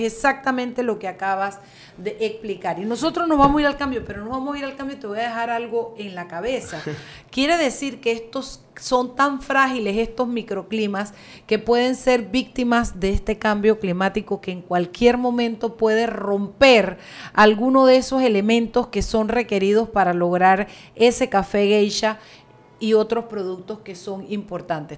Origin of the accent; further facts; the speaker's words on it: Boquete, Chiriquí, Panama; Boquete es, una joya, no es porque sea mi pueblo